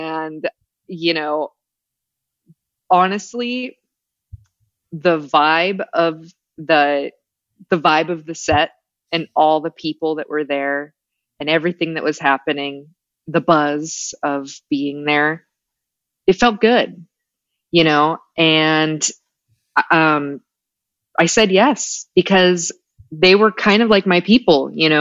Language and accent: English; Pacific Northwest, United States; moved away; also born or lived in Portland / Rancho Cucamonga; I'm from the Pacific Northwest.